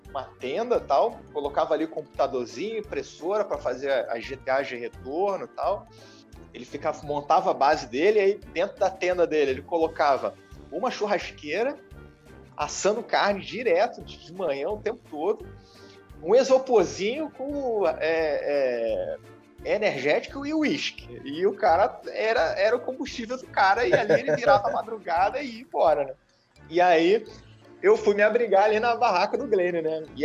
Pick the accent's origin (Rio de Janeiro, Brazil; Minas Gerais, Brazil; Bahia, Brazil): Rio de Janeiro, Brazil; eu sou carioca, né? E aí fui fui morar em Santa Catarina de repente, né?